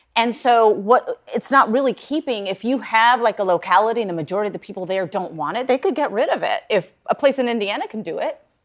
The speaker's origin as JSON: {"language": "English", "country": "Puerto Rico", "tie": "born or raised there", "moved": "yes", "said": "I grew up in Puerto Rico"}